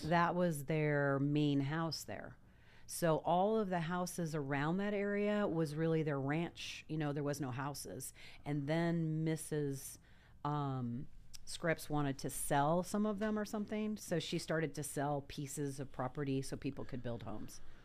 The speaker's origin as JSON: {"language": "English", "town": "Los Angeles", "region": "California", "country": "United States", "tie": "born or raised there", "also_born_or_lived": "La Jolla, San Diego / Virginia Beach, Virginia", "moved": "as an adult", "said": "I was raised in Reseda"}